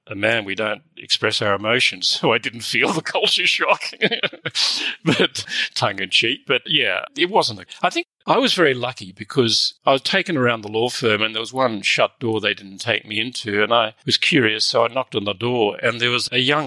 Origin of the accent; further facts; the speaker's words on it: Australia; as Australian lawyers